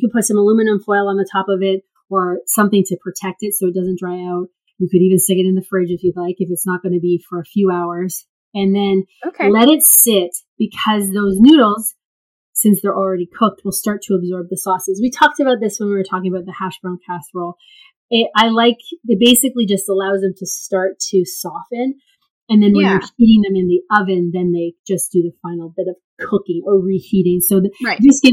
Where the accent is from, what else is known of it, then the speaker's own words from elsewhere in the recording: Canada; also born or lived in South Korea; I'm Canadian